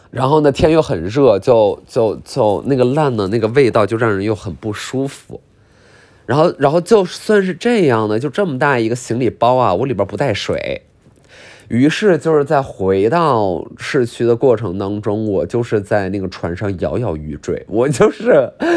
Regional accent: Qiqihar, Heilongjiang, China; 我是骑哈尔人

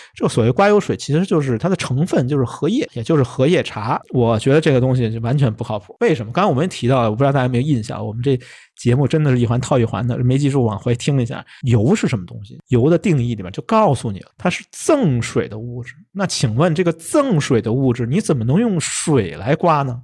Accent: Beijing, China; 这可能我们北京人爱吃这东西啊

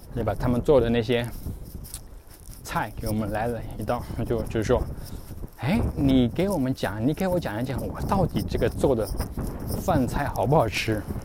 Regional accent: China; 作为中国人，特别是我太太，那时候希望要，要喝一点热水

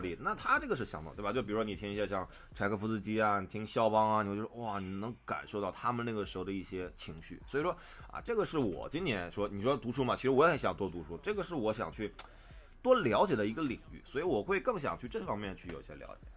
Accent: northern China, China; now in Shanghai, China; 我自己作为北方人在上海生活

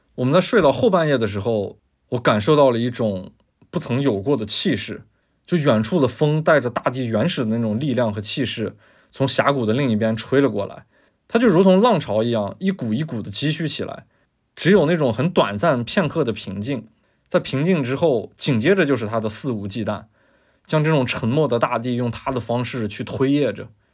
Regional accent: China; 我们是中国人

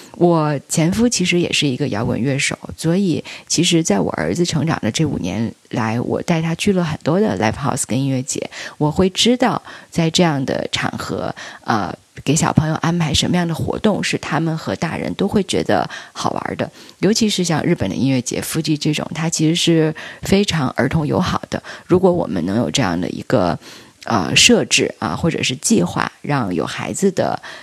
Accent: Beijing, China; 我是一个北京人，今年三十六岁。我是北大的本硕毕业，之前做了十多年的经纪人和制片人

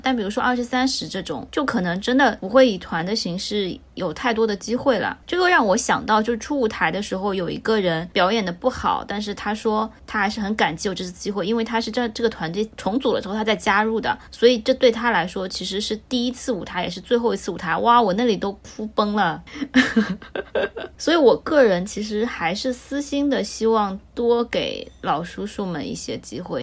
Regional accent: China; 我作为一个中国人看不懂的

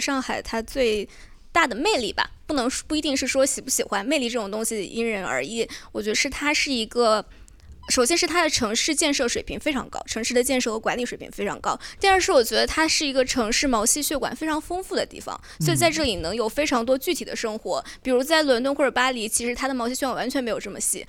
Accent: Fujian, China; moved away as an adult; also born or lived in Beijing / Shanghai; 然后我的家乡也算是大家人非常宜居的地方，我是福建人。呃，然后北京大概我待了有三年、三四年吧，然后在上海也是两三年。

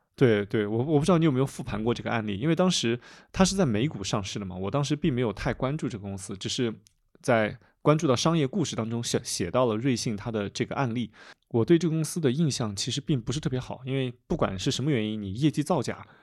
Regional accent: Bengbu, Anhui, China; now in Chengdu, China; 我的家乡是在蚌埠，我可以让我一些老的同学

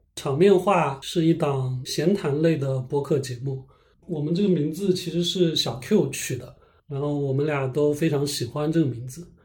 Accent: Lishui, Zhejiang, China; moved away as an adult; also born or lived in California; 我们都是那个浙江溧水人嘛

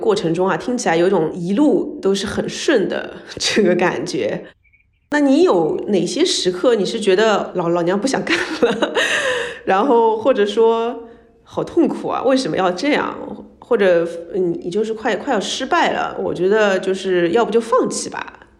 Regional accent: China; 或者说我是个中国人可以跟美国做的一样好，而是真的拥抱自己的身份 identity。

